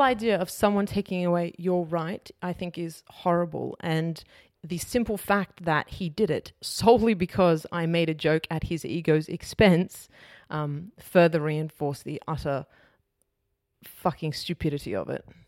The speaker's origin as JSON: {"language": "English", "town": "Sydney", "region": "New South Wales", "country": "Australia", "tie": "born or raised there", "also_born_or_lived": "Wetherill Park", "said": "I was born in Weatherall Park, but I spent my teenage years in the inner west of Sydney."}